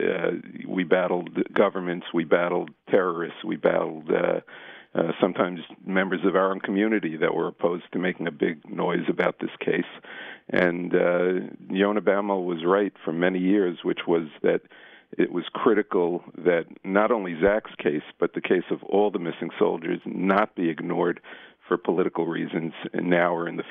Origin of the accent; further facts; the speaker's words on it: New York City, New York, United States; I'm a pediatrician from Brooklyn.